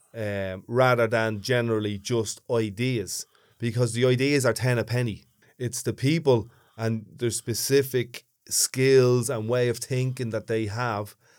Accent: Dublin, Leinster, Ireland; accent: big thick Dublin

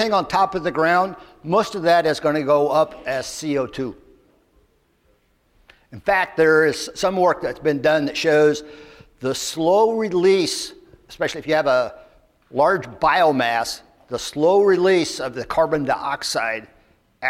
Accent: Lafayette, Indiana, United States; I'm from Lafayette, Indiana

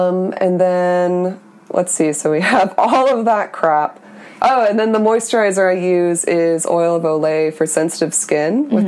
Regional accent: Florida, United States; Yeah, well, like, I came here from Florida.

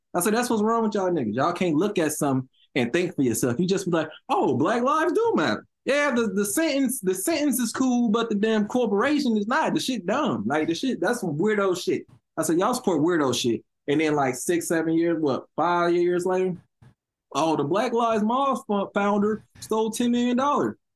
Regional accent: Chicago, Illinois, United States; I'm from over east. Now that would be 71st Street and all that. I'm from East 71st

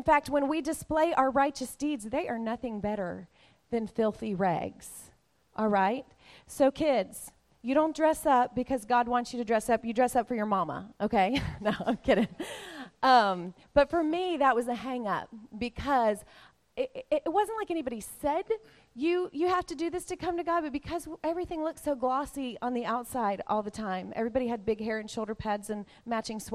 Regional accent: the South, United States; We grew up in the South where we have good manners.

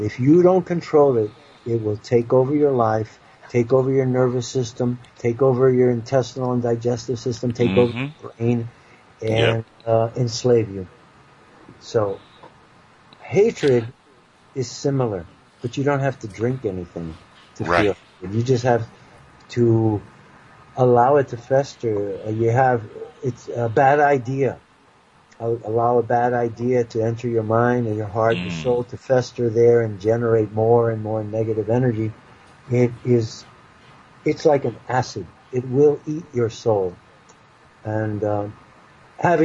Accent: the North, Northern United States, United States; I was raised as a Northerner

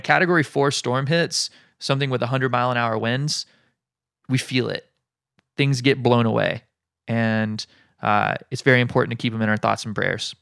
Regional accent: Alabama, United States; now in Hawaii, United States; my home state of Alabama

